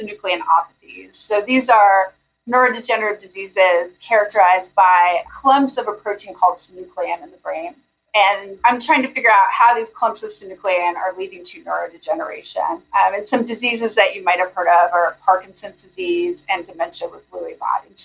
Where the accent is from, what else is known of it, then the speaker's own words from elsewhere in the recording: Albuquerque, New Mexico, United States; moved away as an adult; also born or lived in Pennsylvania; now in Birmingham, United States; I grew up in Albuquerque, New Mexico